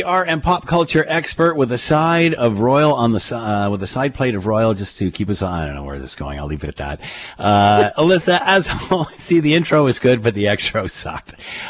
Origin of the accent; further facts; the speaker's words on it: Canada; I'm first generation Canadian